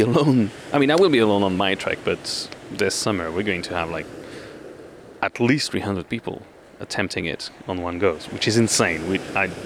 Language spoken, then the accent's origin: English; France; moved away; also born or lived in Batumi, Georgia